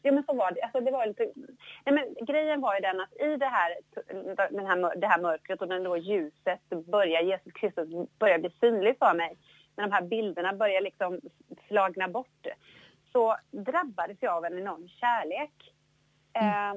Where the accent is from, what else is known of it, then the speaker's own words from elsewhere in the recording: Jönköping, Jönköping County, Sweden; Jag är ju född då i, i Jönköping, eller lite utanför, i, i Bankeryd, Trånghalla